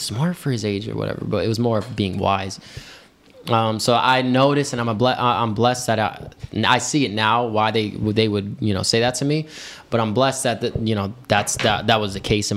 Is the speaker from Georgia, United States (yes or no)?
yes; Georgia, United States; also born or lived in Brooklyn, New York / Texas; we ended up moving to Georgia around 2004, 2005, and that's pretty much where I've been here